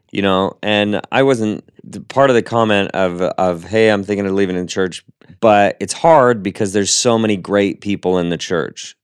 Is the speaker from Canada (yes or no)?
no; Seattle, Washington, United States; I'm from Seattle